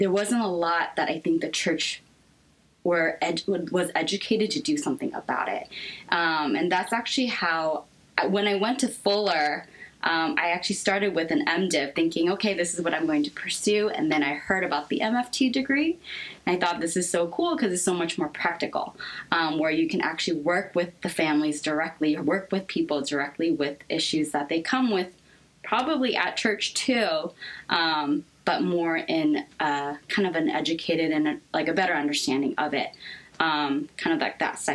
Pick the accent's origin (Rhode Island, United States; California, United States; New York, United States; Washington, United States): Washington, United States; Seattle; moved away as an adult; also born or lived in Korea; now in Los Angeles, United States; I was born in Korea, but I was raised pretty much my entire life in the States. I actually come from Seattle, Washington. That's where I mainly grew up